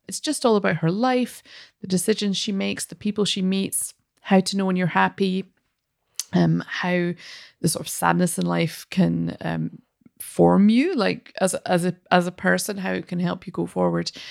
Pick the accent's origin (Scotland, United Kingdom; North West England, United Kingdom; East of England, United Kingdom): Scotland, United Kingdom; as a Scottish person